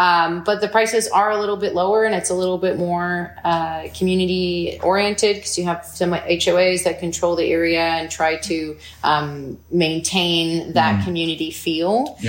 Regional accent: Sedona, Arizona, United States; also born or lived in New York; So I'm originally from New York, but I grew up in Sedona, so this is my home.

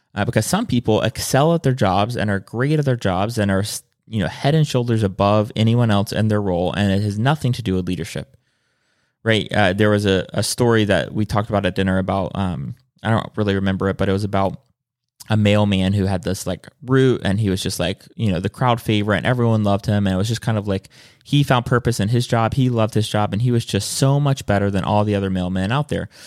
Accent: South Carolina, United States; I'm from South Carolina

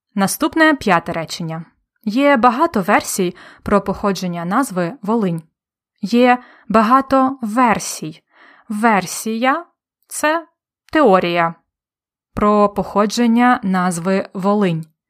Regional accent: Polonne, Khmelnytskyi Oblast, Ukraine; моє рідне місто Полонне

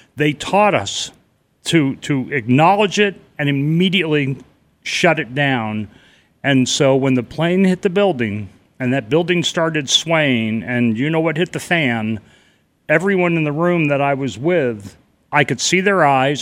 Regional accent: New York City, New York, United States; moved away as an adult; also born or lived in New England / Boston; now in Carefree, United States; I grew up in and around Manhattan

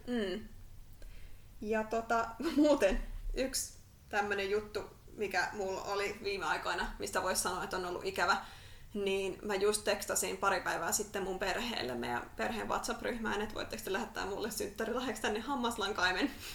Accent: Järvenpää, Uusimaa, Finland; moved away as an adult; also born or lived in Tampere; mä oon Järvenpäästä. Mä oon asunut Järvenpäässä melkein koko ikäni

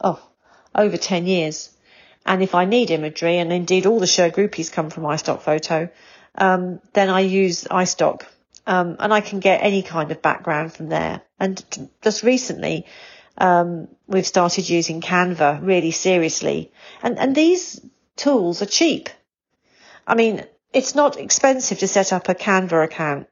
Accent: England, United Kingdom; as an English person and as a Brit

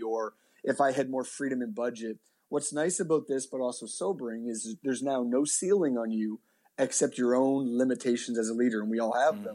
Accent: Halifax, Nova Scotia, Canada; born and raised in Halifax

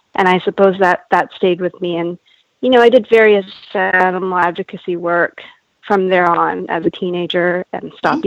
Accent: Canada; now in California, United States; born and raised in Canada, but my parents are Japanese and they're from Japan. And I'm currently residing in California

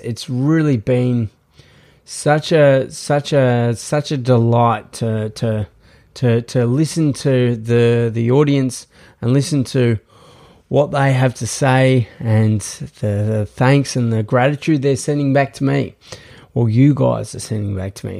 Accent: Australia; I am from Australia

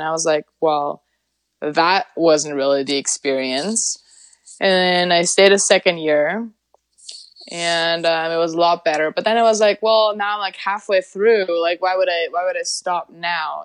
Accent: Germany; moved away as an adult; now in Sweden; I was born and raised in Germany.

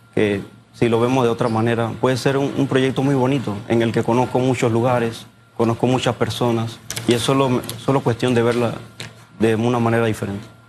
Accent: Panama; todos somos panameños

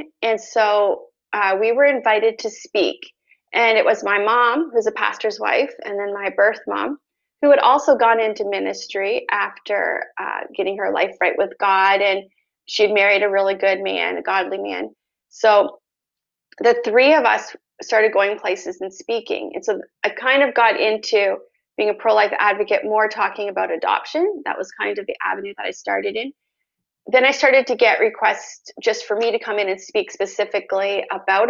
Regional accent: Canada; also born or lived in United States; I'm from Canada.

